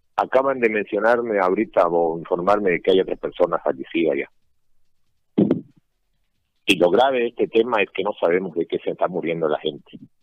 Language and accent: Spanish; San Ramón, Beni, Bolivia